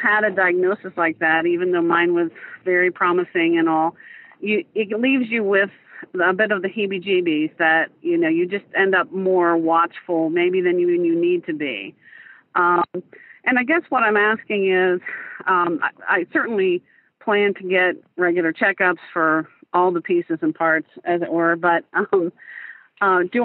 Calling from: Columbus, Ohio, United States; I'm calling from Columbus, Ohio

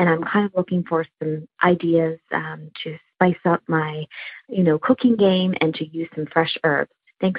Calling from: Virginia Beach, Virginia, United States; I'm calling from Virginia Beach, Virginia.

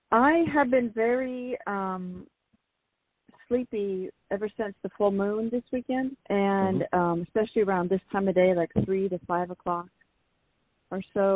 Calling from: San Francisco, California, United States; I'm calling from San Francisco.

